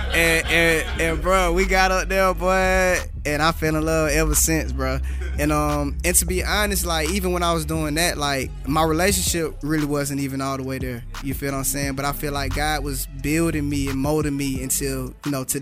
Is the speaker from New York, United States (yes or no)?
no; Atlanta, Georgia, United States; I'm from Atlanta, Georgia